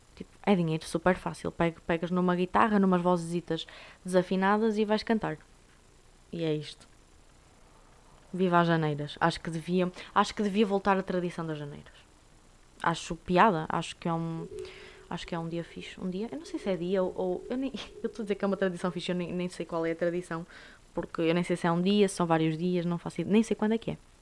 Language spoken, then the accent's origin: Portuguese; Portugal; somos nós portugueses